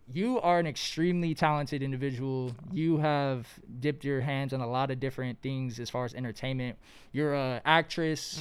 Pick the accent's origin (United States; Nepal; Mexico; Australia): United States; Los Angeles, California; I've been born and raised in Los Angeles out here